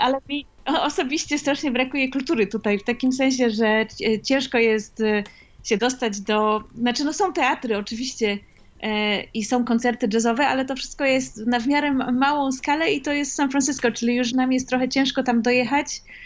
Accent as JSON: {"language": "Polish", "country": "Poland", "tie": "born or raised there", "moved": "yes", "said": "ja dorastałam w Polsce"}